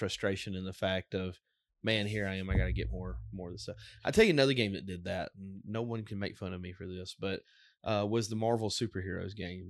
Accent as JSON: {"language": "English", "region": "Alabama", "country": "United States", "said": "Of course, we're from Alabama."}